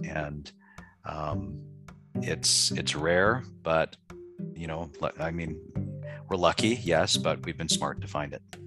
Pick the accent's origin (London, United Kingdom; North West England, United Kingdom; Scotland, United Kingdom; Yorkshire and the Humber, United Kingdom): Scotland, United Kingdom; my background's being Scottish